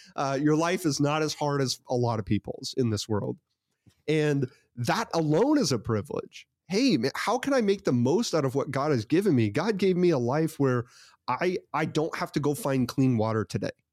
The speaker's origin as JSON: {"language": "English", "country": "United States", "tie": "born or raised there", "said": "I was born in the United States of America"}